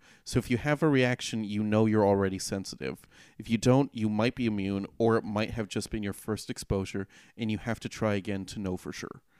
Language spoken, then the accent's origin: English; California, United States; we grew up in California